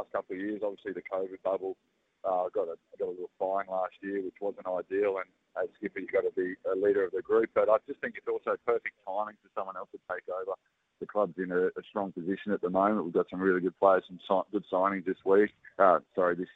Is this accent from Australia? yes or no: yes; Australia; being a Aussie fan and Aussie cricketer